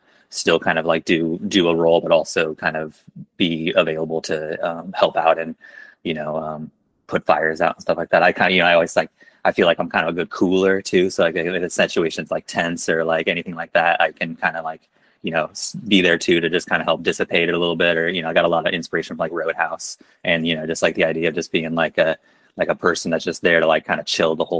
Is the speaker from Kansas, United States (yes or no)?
yes; Topeka, Kansas, United States; also born or lived in Chicago, United States / Brooklyn, United States; now in Lawrence, United States; I grew up in Topeka